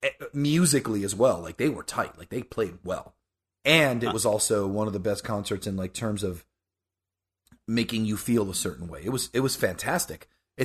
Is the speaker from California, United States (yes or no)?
no; Florida, United States; I grew up in South Florida, where I still live, and I was good friends with a kid in elementary school.